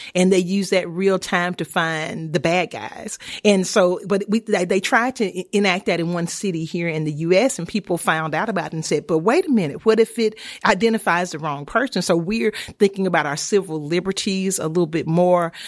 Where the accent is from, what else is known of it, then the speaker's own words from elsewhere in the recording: Homer, Louisiana, United States; moved away; also born or lived in Auburn; I'm from Homer, Louisiana, a small town